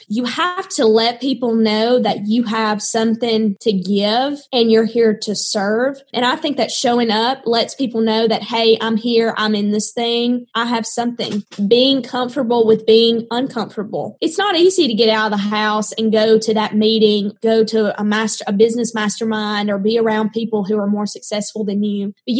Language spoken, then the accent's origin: English; the South, United States; accent: Southern; This very successful coach is telling me to get rid of my accent.